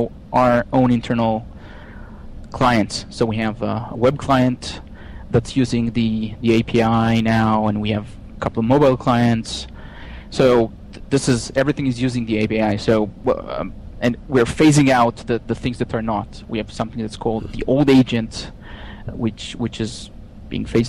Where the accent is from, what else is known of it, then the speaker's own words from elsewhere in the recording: Israel; moved away as an adult; now in Pittsburgh, United States; you can tell where I'm from by my accent, but I'm originally from Israel.